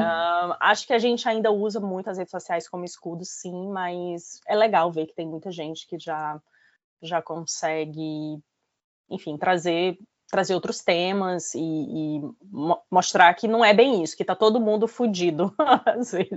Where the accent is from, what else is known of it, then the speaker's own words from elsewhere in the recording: Fortaleza, Ceará, Brazil; moved away as an adult; also born or lived in Lisbon; now in London, United Kingdom; eu nasci em Fortaleza, né? É, é, morei a minha vida toda, lá, nasci no Ceará, morei minha vida toda em Fortaleza